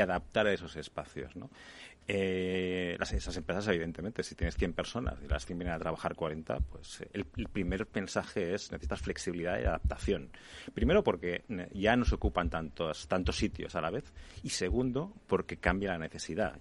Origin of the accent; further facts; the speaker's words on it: Barcelona, Catalonia, Spain; now in Madrid, Spain; Yo que soy de Barcelona